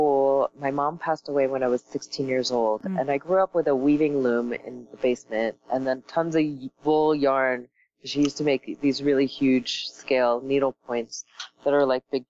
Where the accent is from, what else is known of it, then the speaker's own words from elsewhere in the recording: North Miami Beach, Florida, United States; also born or lived in Paris, France; I was born in Paris and I was raised in Miami. I came here when I was 6 years old